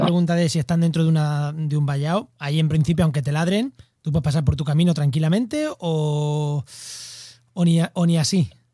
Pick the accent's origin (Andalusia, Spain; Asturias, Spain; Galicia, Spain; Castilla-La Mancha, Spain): Castilla-La Mancha, Spain; Albacete; yo soy de Albacete